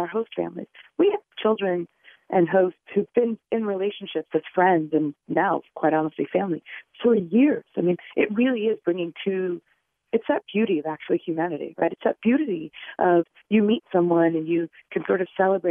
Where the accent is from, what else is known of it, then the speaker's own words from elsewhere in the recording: New York City, New York, United States; I was born and raised in the Bronx. I didn't leave the borough